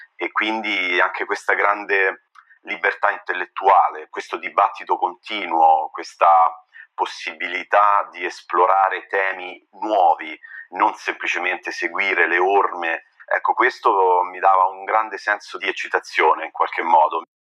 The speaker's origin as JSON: {"language": "Italian", "town": "Orvieto", "region": "Umbria", "country": "Italy", "tie": "born or raised there", "also_born_or_lived": "Siena / United States", "moved": "as an adult", "lives_now": "Munich, Germany", "said": "Sono partito da Orvieto, che è la mia città eh, di nascita e eh, di origine"}